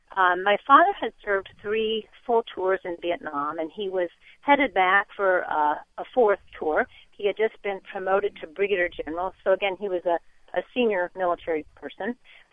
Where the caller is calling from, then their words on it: United States; I am right outside of Washington, D.C.